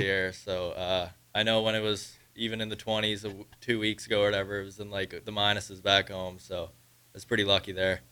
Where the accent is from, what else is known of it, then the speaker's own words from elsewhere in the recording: Prince Edward Island, Canada; moved away; I'm from Prince Edward Island, Canada, so it's a little island on the East Coast.